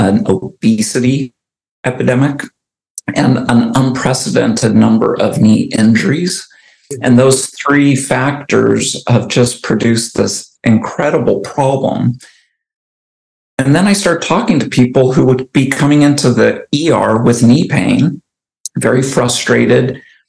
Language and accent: English; Arizona, United States; moved away as an adult; now in Oregon, United States; I moved from Arizona, where I grew up, to Oregon